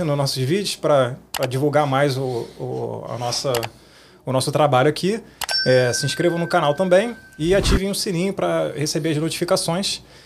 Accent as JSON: {"language": "Portuguese", "region": "Rio de Janeiro", "country": "Brazil", "moved": "as an adult", "lives_now": "Canada", "said": "eu sou do Rio"}